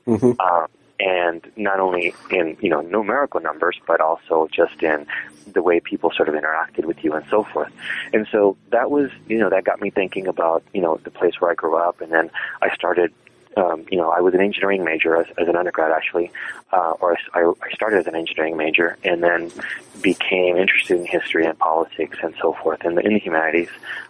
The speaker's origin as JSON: {"language": "English", "region": "Texas", "country": "United States", "tie": "born or raised there", "lives_now": "Massachusetts, United States", "said": "when I was growing up in South Texas, even though we think of Mexican Americans in the U.S. as being an ethnic minority population. In South Texas, they're the majority population."}